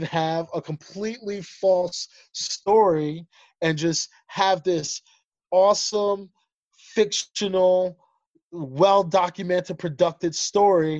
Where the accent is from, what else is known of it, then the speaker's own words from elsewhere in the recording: United States; also born or lived in Ethiopia / Zambia; Us being Liberian American, having that, like, that strict West African mentality and background and foundation, but also going through the life through our lenses of everyday living in America